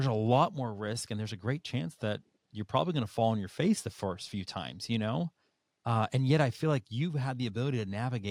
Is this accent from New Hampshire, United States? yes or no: yes; New Hampshire, United States; Growing up in New Hampshire, I started skiing when I was 4 years old